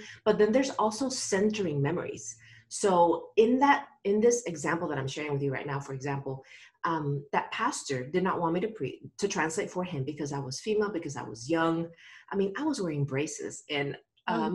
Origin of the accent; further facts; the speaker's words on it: Nicaragua; moved away; I grew up in Nicaragua and I am a third generation pastor.